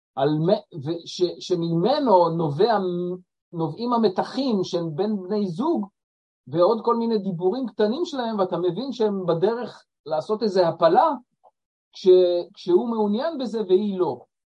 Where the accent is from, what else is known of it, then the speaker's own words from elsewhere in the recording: Israel; אנחנו ישראלים, יהודים